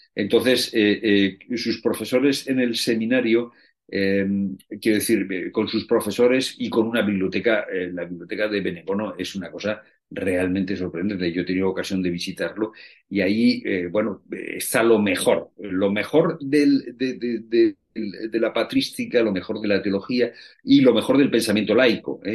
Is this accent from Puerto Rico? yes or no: no; Spain; los españoles